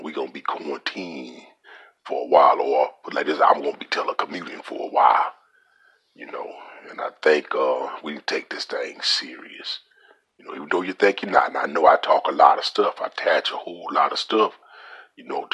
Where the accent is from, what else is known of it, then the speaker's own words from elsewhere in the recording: Louisiana, United States; I'm from Louisiana